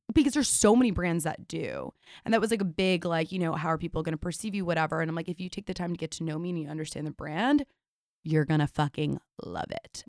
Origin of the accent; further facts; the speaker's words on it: New York City, New York, United States; I'm born and raised in New York City